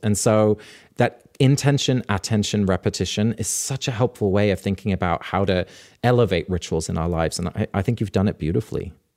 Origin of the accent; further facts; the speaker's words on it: England, United Kingdom; growing up in England in this rural part of the country